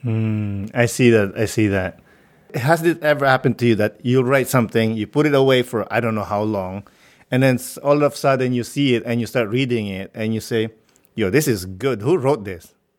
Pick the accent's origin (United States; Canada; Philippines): Philippines; growing up in the Philippines